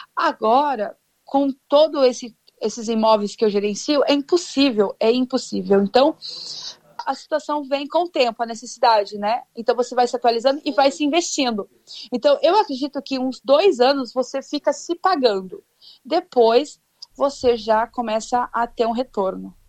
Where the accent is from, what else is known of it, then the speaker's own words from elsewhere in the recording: Londrina, Paraná, Brazil; moved away as an adult; also born or lived in France; now in Qatar; Eu sou de Londrina, Paraná, e eu moro fora do Brasil já faz um tempo